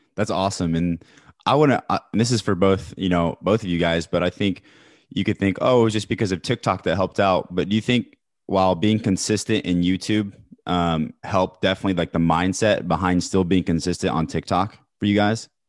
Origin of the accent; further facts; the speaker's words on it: Kansas City, Missouri, United States; I'm from Kansas City